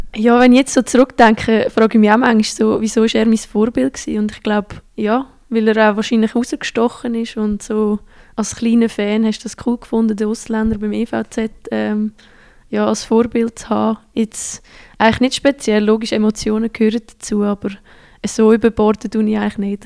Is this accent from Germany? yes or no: no; Central Switzerland, Switzerland; moved away as an adult; also born or lived in Sweden; in meiner Heimat, die Zentralschweiz